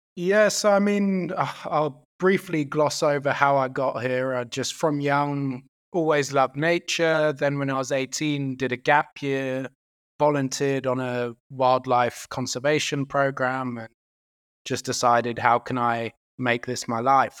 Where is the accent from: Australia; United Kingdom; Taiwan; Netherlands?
United Kingdom; now in South Africa; I'm actually Irish and British